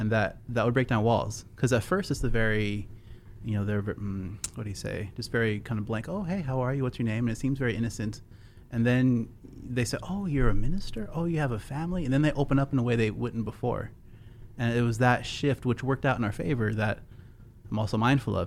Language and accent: English; California, United States; moved away as an adult; also born or lived in Seattle, Washington; now in Texas, United States; I came from California. I was born on the West Coast, over in Seattle. I lived in California most of my life